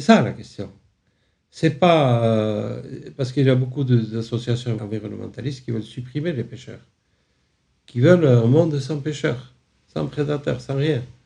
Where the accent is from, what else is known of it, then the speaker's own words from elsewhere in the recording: France; je suis né en France, mais euh, réfugié, une famille de réfugiés